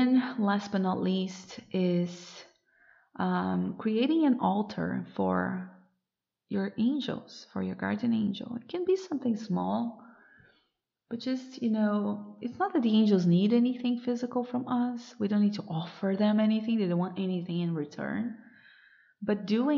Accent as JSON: {"language": "English", "country": "Brazil", "moved": "as an adult", "said": "since I moved away from Brazil, I moved abroad."}